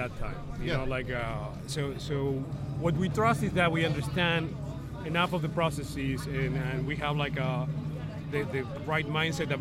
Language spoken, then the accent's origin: English; Argentina; moved away as an adult; also born or lived in Cambridge, Massachusetts; I came from Argentina